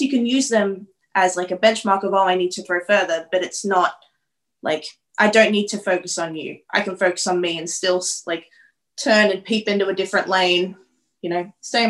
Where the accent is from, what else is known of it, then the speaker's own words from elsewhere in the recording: Toowoomba, Queensland, Australia; moved away; I love my hometown, Toowoomba Reppin. God bless. Or Hickville, Australia.